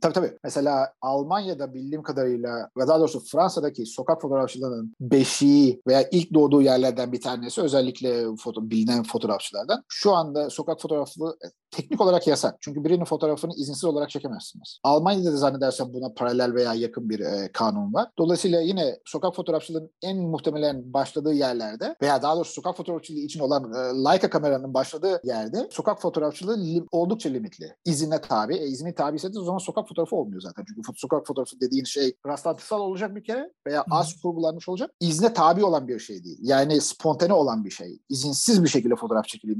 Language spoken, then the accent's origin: Turkish; Turkey; moved away; yurt dışında yaşayan bir Türk olarak